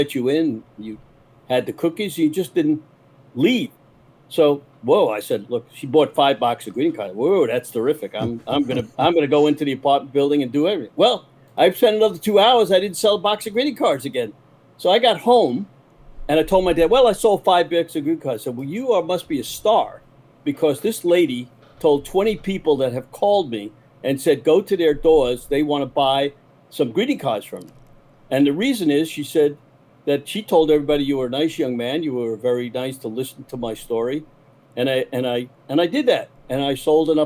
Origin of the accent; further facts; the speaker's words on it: New York City, New York, United States; now in Florida, United States; I was born in Brooklyn